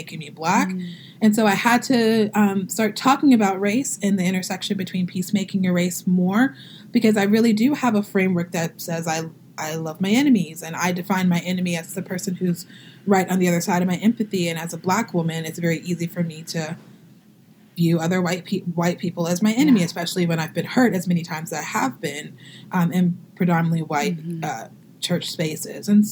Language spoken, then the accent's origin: English; Southeast Texas, United States; also born or lived in New Orleans / Boston; now in St. Paul, Minnesota, United States; I'm originally from Southeast Texas